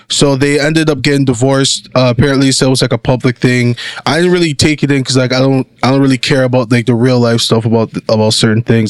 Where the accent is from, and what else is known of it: Canada